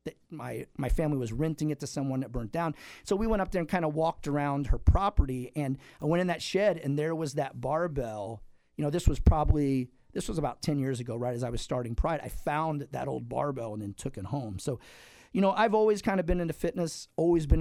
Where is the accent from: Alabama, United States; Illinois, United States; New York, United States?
Illinois, United States; Campsville; I grew up in Calhoun County, you know, actually Campsville, a town of about 400 people at the time.